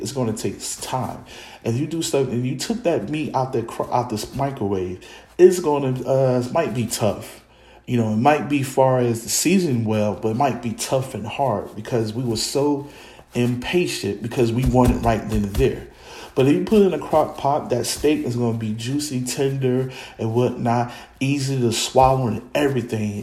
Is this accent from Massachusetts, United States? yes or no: no; Newark, New Jersey, United States; I'm from Newark, New Jersey